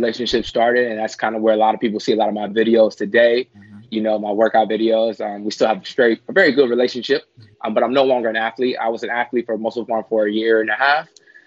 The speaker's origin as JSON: {"language": "English", "town": "Ontario", "region": "California", "country": "United States", "tie": "born or raised there", "said": "I'm from Ontario, California. I was raised and grew up in Ontario"}